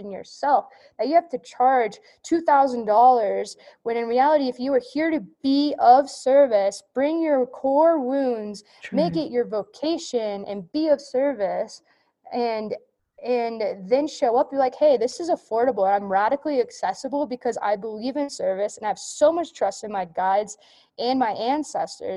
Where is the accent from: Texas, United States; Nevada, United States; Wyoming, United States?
Nevada, United States; also born or lived in California; my home state, Nevada